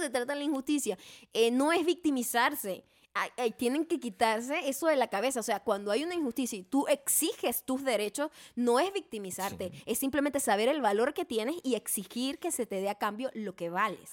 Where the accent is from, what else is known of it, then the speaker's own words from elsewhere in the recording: Venezuela; moved away as an adult; now in United States; nosotros que somos venezolanos, vivimos allá nuestra mayor parte de nuestra vida